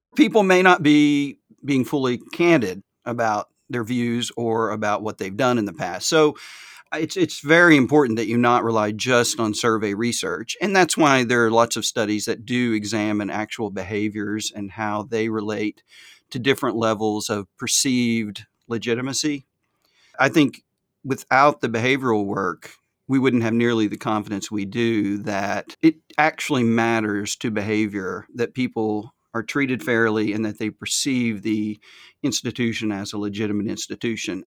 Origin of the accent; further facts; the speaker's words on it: the South, United States; accent: Southern; my Southern accent